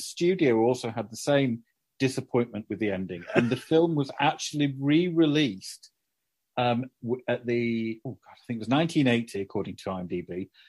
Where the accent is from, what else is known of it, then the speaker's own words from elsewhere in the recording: Doncaster, Yorkshire and the Humber, United Kingdom; when I was a kid growing up in Doncaster, you know, grim place.